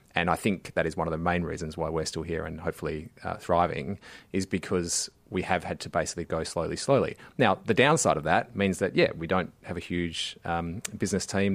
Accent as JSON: {"language": "English", "region": "Western Australia", "country": "Australia", "moved": "yes", "said": "W A, uh, my home state"}